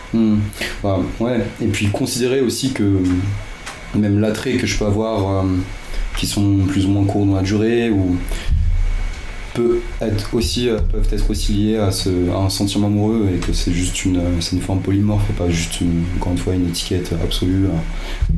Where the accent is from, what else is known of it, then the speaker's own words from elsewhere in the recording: Yvelines, Île-de-France, France; now in Paris, France; j'ai grandi dans les Yvelines